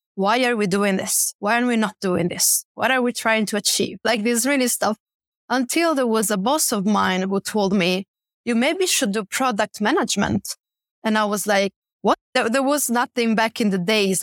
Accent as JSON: {"language": "English", "town": "Bergamo", "region": "Lombardy", "country": "Italy", "also_born_or_lived": "Milan", "moved": "as an adult", "lives_now": "Stockholm, Sweden", "said": "where I'm from, in Italy, I'm from a city called Bergamo, and I started my career in Milan"}